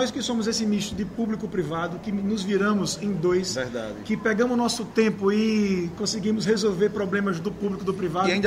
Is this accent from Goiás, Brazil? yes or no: no; Maceió, Alagoas, Brazil; eu sou alagoano, nascido, criado e vivido em Maceió, tenho 34 anos